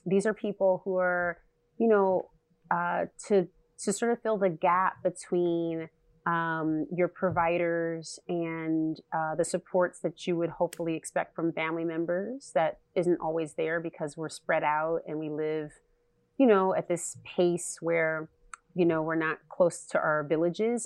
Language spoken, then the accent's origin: English; California, United States; I'm from California